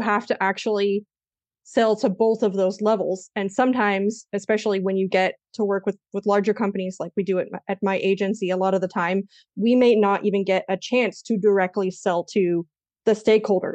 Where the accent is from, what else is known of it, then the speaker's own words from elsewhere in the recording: United States; moved away as an adult; also born or lived in Spain; now in Germany; I'm American